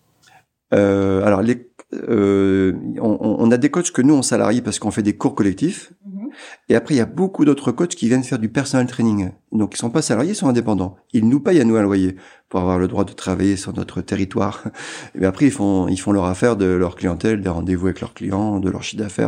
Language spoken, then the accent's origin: French; Amiens, Hauts-de-France, France; Amiens, c'était ma ville.